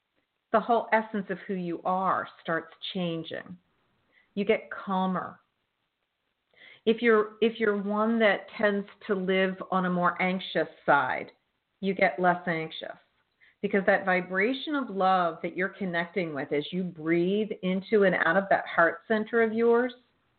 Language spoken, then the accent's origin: English; Northeast, United States; Well, I'm from the Northeast, so it's okay.